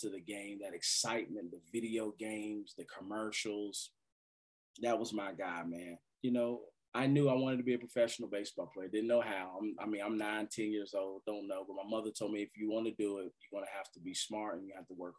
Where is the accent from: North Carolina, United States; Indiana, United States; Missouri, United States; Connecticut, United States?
North Carolina, United States; Winston-Salem; my hometown of Winston-Salem